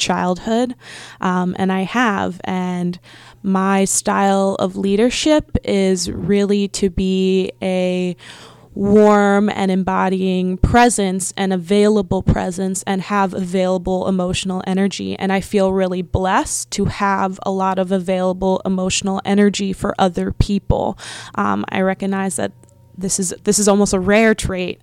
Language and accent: English; Philadelphia, Pennsylvania, United States; moved away; I'm originally from Philly, but for a while we lived in the middle of nowhere